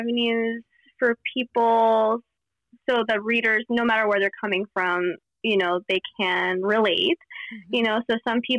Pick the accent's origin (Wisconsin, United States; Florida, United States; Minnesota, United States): Florida, United States; Miami; where I grew up in Miami